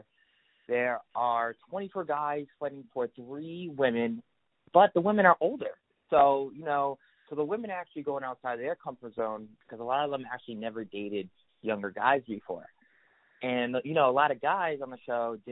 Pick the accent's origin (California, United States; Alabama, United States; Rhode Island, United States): Rhode Island, United States; Providence; I'm from Rhode Island, Prince, Rhode Island